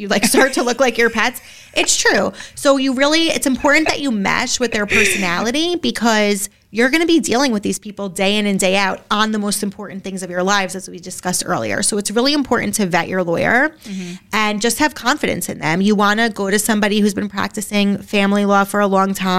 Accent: Bergen County, New Jersey, United States; moved away as an adult; now in Westfield, United States; we are from Bergen County, which is a bubble, an amazing bubble that we love

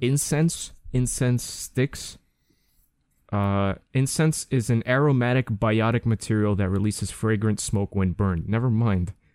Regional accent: United States; I'm American

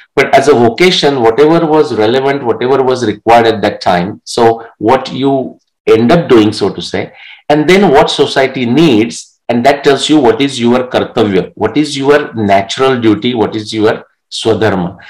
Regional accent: Marathi, Maharashtra, India; first language Marathi; English is a second language; moved away; in that small village, I was the only one that was, I mean, I'm talking eight to 10 years old who is reading the newspaper in my mother tongue Marathi

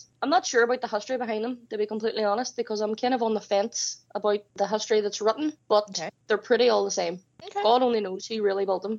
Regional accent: Ireland; Like I'm Irish and I don't even know the history of this stuff. Seriously, I'm really shit at being Irish.

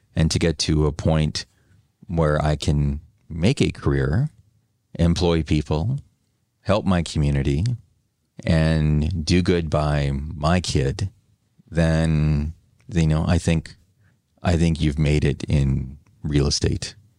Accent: New Westminster, British Columbia, Canada; also born or lived in Vancouver; my hometown, my former hometown of New West

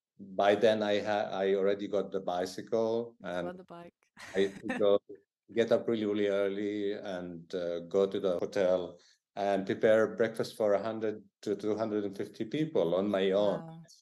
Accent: Jerusalem, East Jerusalem, Palestine; English is a second language; moved away as an adult; also born or lived in Tel Aviv; now in London, United Kingdom; When I moved from Jerusalem to West Jerusalem, you know, I wasn't even 17. And Tel Aviv, I was like 20. I had to work on my language. So I had to learn very quickly Hebrew to be able to communicate with people.

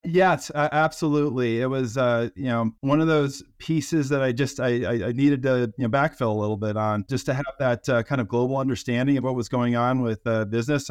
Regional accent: Colorado, United States; I grew up in the great state of, uh, Colorado

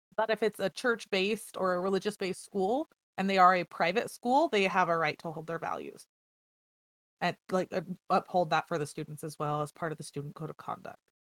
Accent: United States; we're American

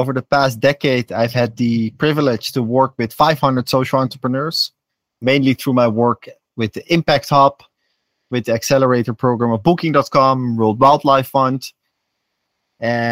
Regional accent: Netherlands; also born or lived in Amsterdam, Netherlands; now in Ecuador; I'm from the Netherlands. I lived in Amsterdam for a long time

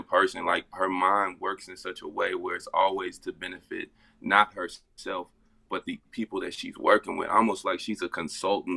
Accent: Cincinnati, Ohio, United States; I'm from Cincinnati, Ohio

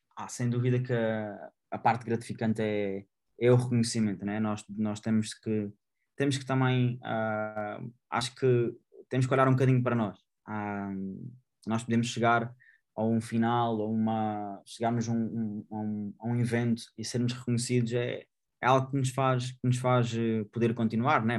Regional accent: Portugal; eu sou grato ao local onde eu nasci, ao, país onde eu resido

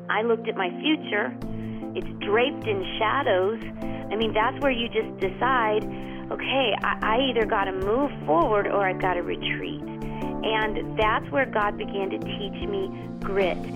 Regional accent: the South, United States; moved away as an adult; also born or lived in Georgia / Florida; now in Springfield, Missouri, United States; I thought nothing could compare to the South no. until I moved to Springfield. And it is such a wonderful place to live with wonderful people.

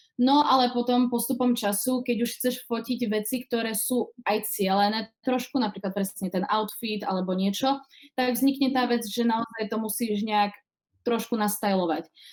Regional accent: Košice, Košice Region, Slovakia; moved away as an adult; now in Prague, Czech Republic; momentálne pochádzam z Košic, uh, zo Slovenska, ako môžete počuť, ale uh, žijem už 7 rokov v Prahe

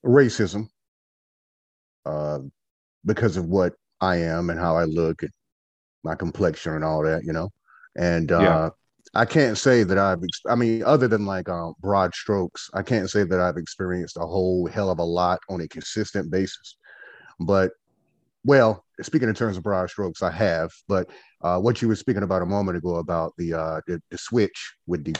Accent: Goldsboro, North Carolina, United States; now in Winston-Salem, United States; I'm from a place called Goldsboro, North Carolina. I currently live in Winston-Salem, North Carolina

